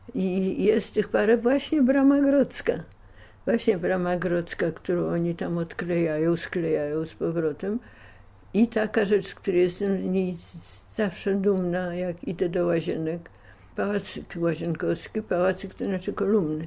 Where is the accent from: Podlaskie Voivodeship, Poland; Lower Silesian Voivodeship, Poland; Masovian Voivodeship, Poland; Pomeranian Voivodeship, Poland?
Masovian Voivodeship, Poland; Warsaw; dom, e, w którym mieszkaliśmy na Polnej, w którym się urodziłem na Polnej 46